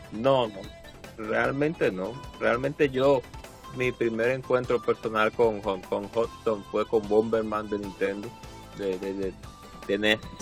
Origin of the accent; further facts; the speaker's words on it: Dominican Republic; aquí en nuestro país, República Dominicana